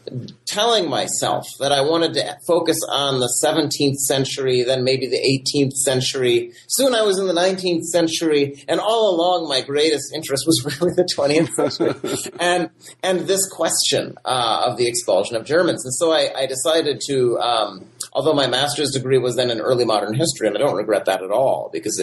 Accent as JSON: {"language": "English", "region": "Michigan", "country": "United States", "said": "So I'm from Michigan originally, and in Michigan, I did my undergraduate degree at Aquinas College in Grand Rapids."}